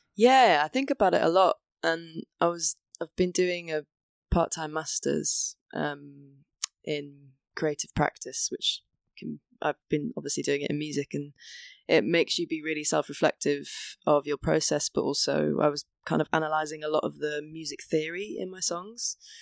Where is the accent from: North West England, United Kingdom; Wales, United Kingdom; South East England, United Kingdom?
Wales, United Kingdom; now in England; growing up in Wales